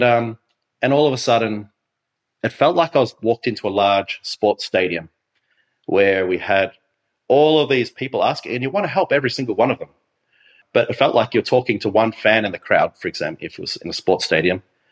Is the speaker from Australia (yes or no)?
yes; Phillip Island, Victoria, Australia; I was so blessed to be raised on this beautiful island with this beautiful community.